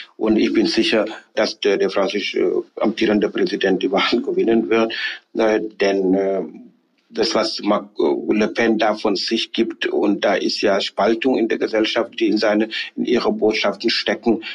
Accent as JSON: {"language": "German", "country": "Senegal", "tie": "born or raised there", "also_born_or_lived": "Halle, Germany", "second_language": "German", "moved": "as an adult", "lives_now": "Germany", "said": "ich bin ja in Senegal geboren, aufgewachsen, Abitur gemacht, studiert zum Teil und sozialisiert"}